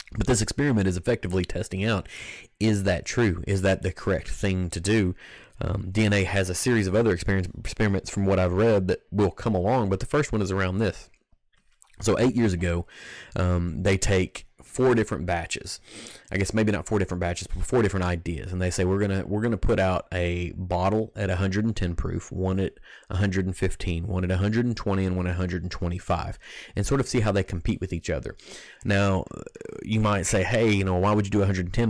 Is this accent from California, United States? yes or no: no; Kentucky, United States; growing up in Kentucky, it's the whiskey that, that I cut my teeth on